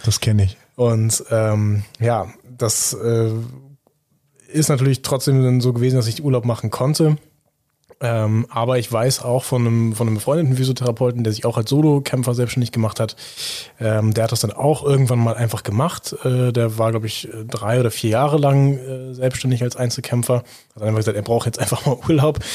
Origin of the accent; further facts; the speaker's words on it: Büsum, Schleswig-Holstein, Germany; in meiner Heimatstadt in Büsum